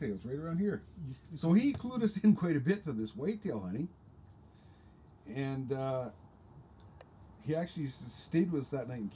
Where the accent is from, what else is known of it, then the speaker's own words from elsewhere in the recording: Vancouver Island, British Columbia, Canada; I grew up on Vancouver Island hunting blacktails and hunting in the timber